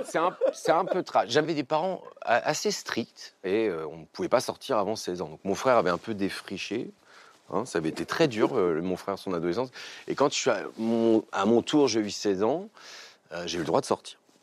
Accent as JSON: {"language": "French", "area": "Picardy", "region": "Hauts-de-France", "country": "France", "tie": "born or raised there", "also_born_or_lived": "Amiens", "said": "alors moi j'ai grandi en Picardie. Euh, je suis né à Amiens, j'ai grandi dans un petit village qui s'appelait Lédin, à côté de Saint-Quentin"}